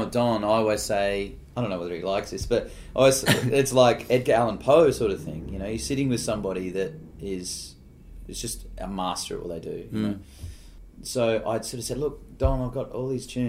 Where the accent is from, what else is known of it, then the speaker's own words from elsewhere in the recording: Adelaide, South Australia, Australia; growing up in Adelaide